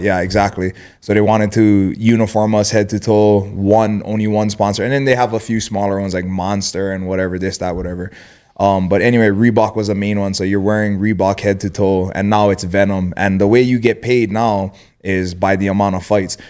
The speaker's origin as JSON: {"language": "English", "region": "Hawaii", "country": "United States", "tie": "born or raised there", "said": "growing up in Hawaii and getting into fights"}